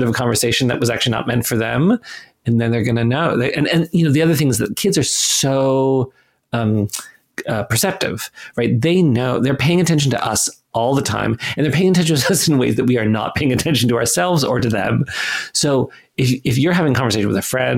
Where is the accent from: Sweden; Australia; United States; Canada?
Canada; I'm Canadian